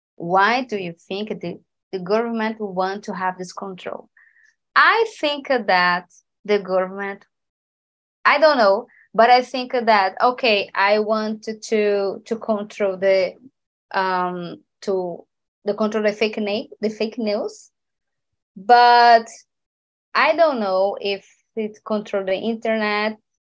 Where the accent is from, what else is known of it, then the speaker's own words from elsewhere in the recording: Recife, Pernambuco, Brazil; English is a second language; I'm from Recife.